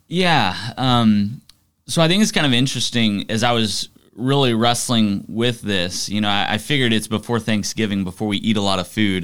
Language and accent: English; Arlington, Texas, United States; Grew up in Arlington, Texas